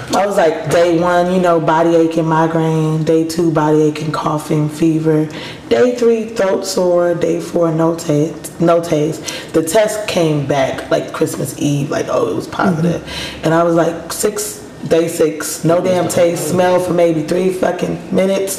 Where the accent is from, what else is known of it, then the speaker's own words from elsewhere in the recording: New York, United States; moved away; I'm from New York